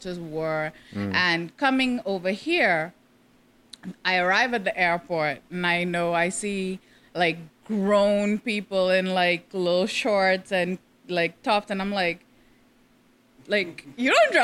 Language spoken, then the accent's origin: English; Nassau, New Providence, Bahamas; also born or lived in India; And grade three, we stopped it all and my entire family moved over here to Nassau